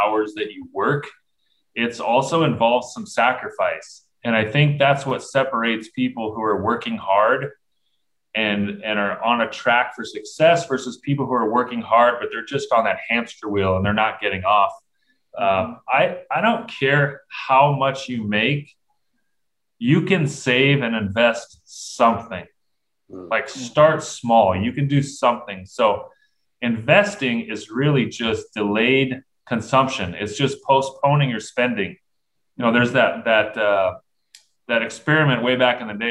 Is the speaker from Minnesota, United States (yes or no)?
no; Southern California, United States; I grew up in Southern California